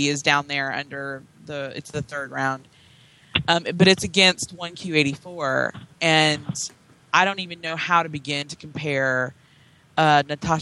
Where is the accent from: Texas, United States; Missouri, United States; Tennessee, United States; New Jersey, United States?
Tennessee, United States; I grew up in Tennessee